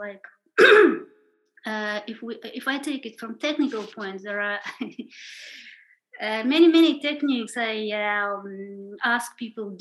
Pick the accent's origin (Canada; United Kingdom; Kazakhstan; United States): Kazakhstan; moved away; also born or lived in India; I was born in Kazakhstan at the end of the Soviet Union